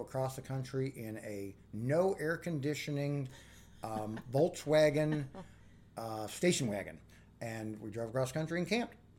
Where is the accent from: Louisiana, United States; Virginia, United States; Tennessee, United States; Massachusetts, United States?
Virginia, United States; Arlington; growing up in Arlington, Virginia